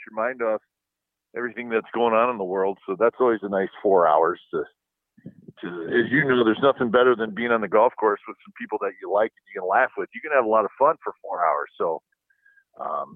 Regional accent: Wisconsin, United States; now in Pleasanton, United States; where we grew up in Wisconsin

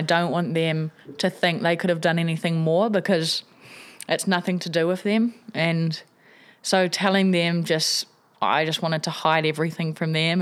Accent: Wellington, New Zealand; I grew up in Tawa here in Wellington.

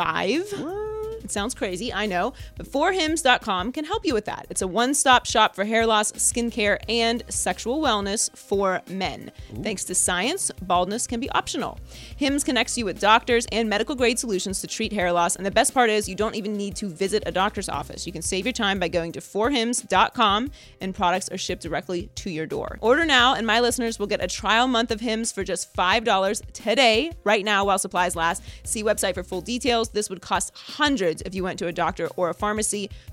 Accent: United States; Being an American

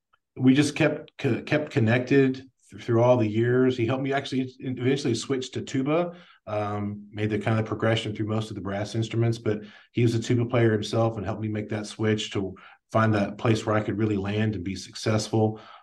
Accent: Plano, Texas, United States; I grew up in North Dallas in the Plano area.

